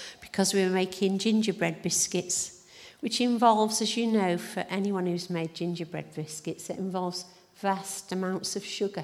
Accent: Nantwich, North West England, United Kingdom; moved away as an adult; also born or lived in Chester / Newcastle upon Tyne; now in Glasgow, United Kingdom; we are originally from England. I'm from a place called Nantwich

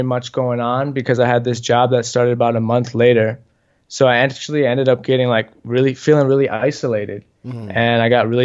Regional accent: United States; moved away as an adult; also born or lived in Vietnam; now in Chiang Mai, Thailand; I was born in the States and I've spent the last 4 years living out in Asia

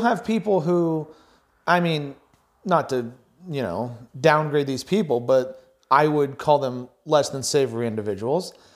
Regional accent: United States

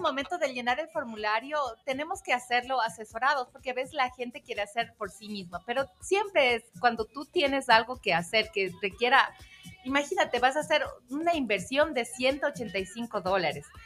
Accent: Ecuador; nosotros como ecuatorianos

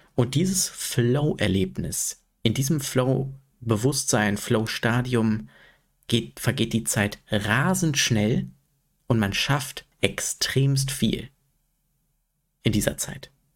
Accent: Sprockhövel, North Rhine-Westphalia, Germany; in Sprockhövel, also in meiner Heimatstadt

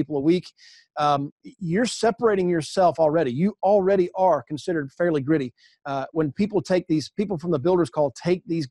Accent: the South, United States; I grew up in the South.

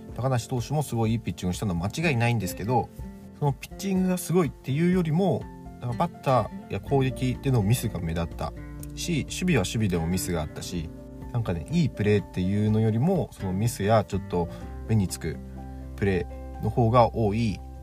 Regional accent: Fukuoka, Japan; 地元の福岡

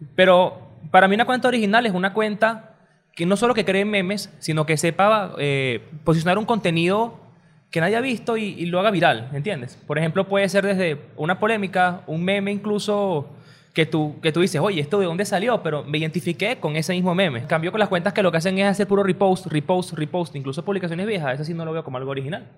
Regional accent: Caracas, Capital District, Venezuela; todo el mundo dice aquí en Caracas.

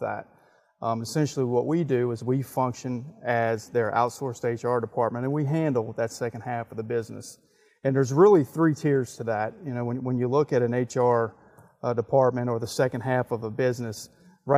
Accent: Wake Forest, North Carolina, United States; also born or lived in Charlotte, North Carolina; I grew up in Wake Forest.

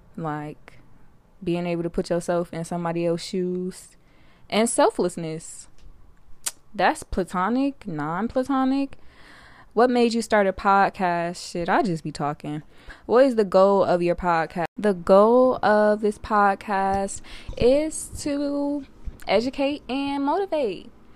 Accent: Detroit, Michigan, United States; born and raised in Detroit, my baby, I'm twenty-one

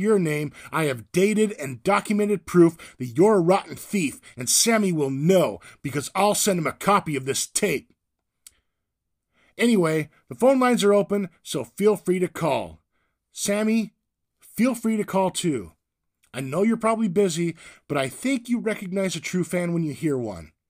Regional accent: Whittier, California, United States; also born or lived in San Diego; I'm from California too, Whittier, by way of San Diego.

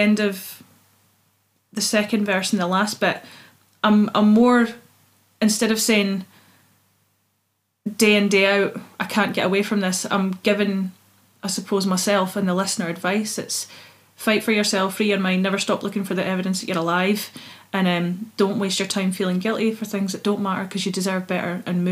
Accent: Scotland, United Kingdom; accent: Scottish; I'm going to sing in my accent

